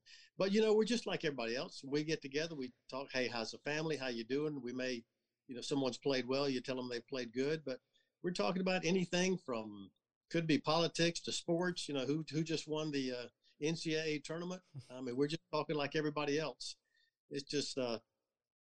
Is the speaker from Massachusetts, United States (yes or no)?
no; Augusta, Georgia, United States; now in Columbus, United States; as a kid growing up in Augusta, Georgia